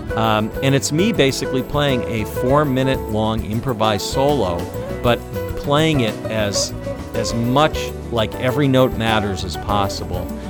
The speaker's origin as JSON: {"language": "English", "town": "Washington", "region": "District of Columbia", "country": "United States", "tie": "born or raised there", "said": "spending summers as a kid growing up in the Washington, D.C. area"}